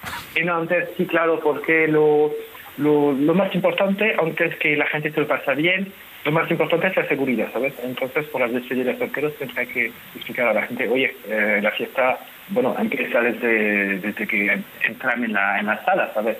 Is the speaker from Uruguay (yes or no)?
no; France; Spanish is a second language; now in Spain; yo soy francés